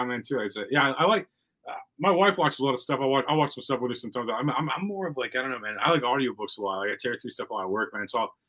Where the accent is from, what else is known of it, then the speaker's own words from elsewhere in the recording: Missouri, United States; I'm from Missouri.